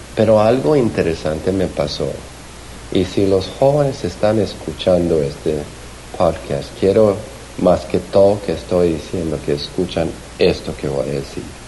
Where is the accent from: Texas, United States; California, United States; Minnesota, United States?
California, United States; Glendora; also born or lived in Bogotá, Colombia; nací en Bogotá, pero crecí en, en Los Ángeles